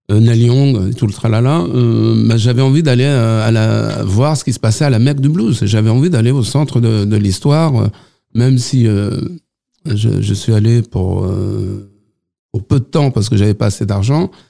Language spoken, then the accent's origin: French; Nanterre, Île-de-France, France; moi je suis de Nanterre